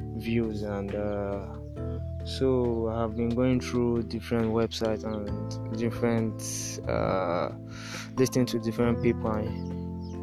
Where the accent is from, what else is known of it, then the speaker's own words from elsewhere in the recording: Nigeria; I'm from Nigeria